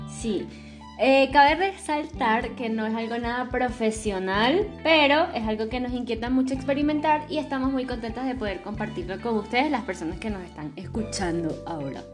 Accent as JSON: {"language": "Spanish", "country": "Venezuela", "moved": "yes", "said": "somos de allá, de Venezuela"}